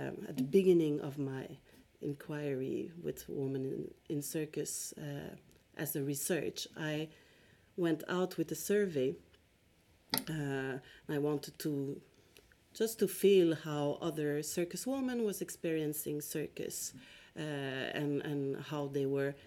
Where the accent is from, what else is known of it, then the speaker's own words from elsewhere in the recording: Quebec, Canada; also born or lived in Montreal / Stockholm; I'm originally from Quebec, Canada